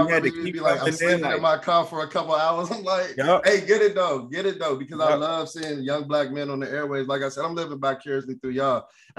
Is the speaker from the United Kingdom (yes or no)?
no; Washington, District of Columbia, United States; I'm from Southeast as well.